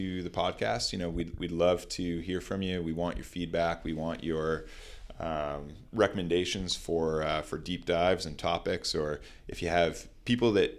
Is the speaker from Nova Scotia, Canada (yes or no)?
yes; Nova Scotia, Canada; now in Hamilton, Canada; I grew up in Nova Scotia in sort of a bit of a rural area on a lake